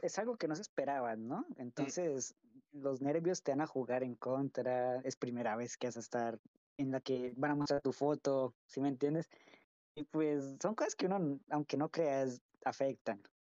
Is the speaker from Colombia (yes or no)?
yes; Colombia; moved away as an adult; also born or lived in United States; yo soy de Colombia. pero por el momento pues estaba viviendo en Estados Unidos por unos años. Pero sí, sí soy 100% colombiano